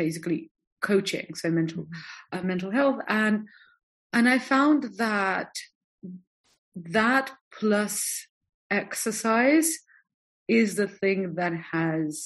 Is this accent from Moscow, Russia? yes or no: yes; Moscow, Russia; moved away; also born or lived in London / French Riviera; I'm from Moscow, so we know what cold is